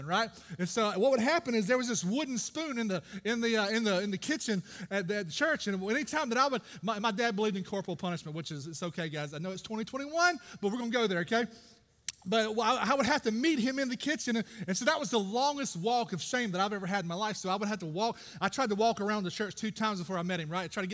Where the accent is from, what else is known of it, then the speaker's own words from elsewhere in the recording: Brooklyn, Georgia, United States; I grew up in Brooklyn, Georgia, of all places, right down the road